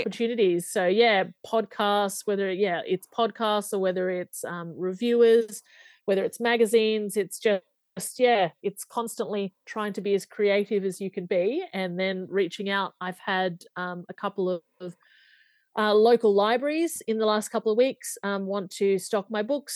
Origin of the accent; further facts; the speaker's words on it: Australia; I'm from Australia